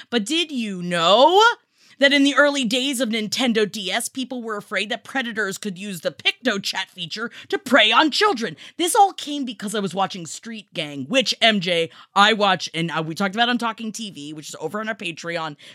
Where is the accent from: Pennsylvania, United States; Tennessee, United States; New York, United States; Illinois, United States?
New York, United States; the two years of my life growing up in New York when we had to keep a paint can on a toilet because there was a rat that liked to come up through the pipes.